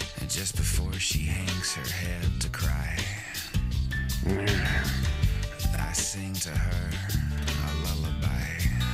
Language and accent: English; Scranton, Pennsylvania, United States; moved away; I'm from Scranton originally.